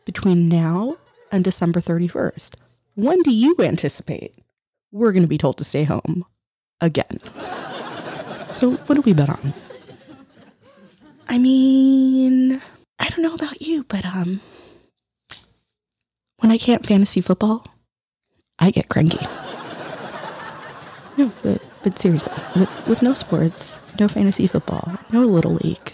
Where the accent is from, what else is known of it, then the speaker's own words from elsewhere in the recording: United States; as an American